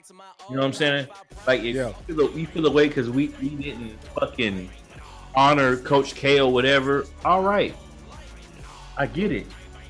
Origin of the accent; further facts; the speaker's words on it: Tobacco Road, North Carolina, United States; I'm from Tobacco Road.